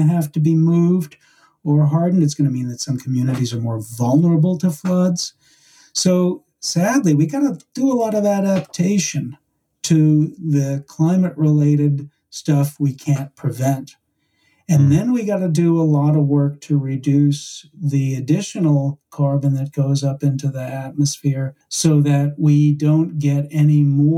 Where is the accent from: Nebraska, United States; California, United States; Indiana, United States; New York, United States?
New York, United States; when I was growing up in New York